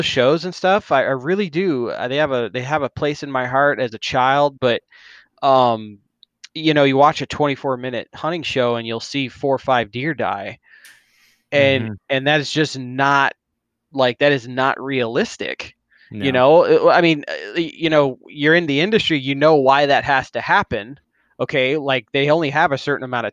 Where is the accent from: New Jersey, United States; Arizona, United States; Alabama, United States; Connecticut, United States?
Arizona, United States; I've lived in Arizona since I was 8. So got here at an early age